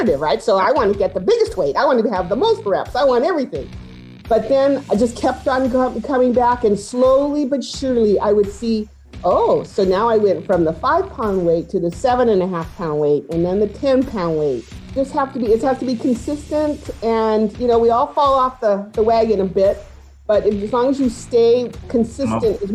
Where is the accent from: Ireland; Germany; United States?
United States; Los Angeles, California; I was born and raised in East